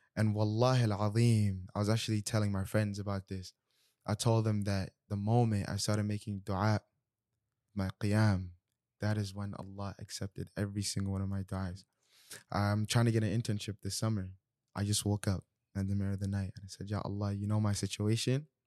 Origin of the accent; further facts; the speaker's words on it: Nigeria; I'm Nigerian